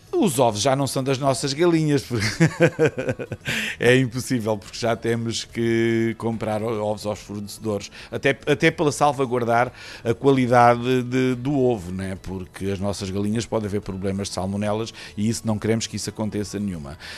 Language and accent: Portuguese; Alcácer do Sal, Alentejo, Portugal; Nascido e criado, é verdade, e gosto muito da minha terra